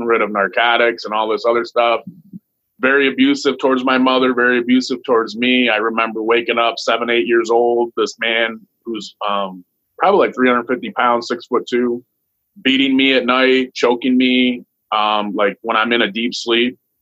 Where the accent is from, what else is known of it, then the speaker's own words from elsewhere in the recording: Toledo, Ohio, United States; I was born in Toledo, Ohio, and my mama lived in the projects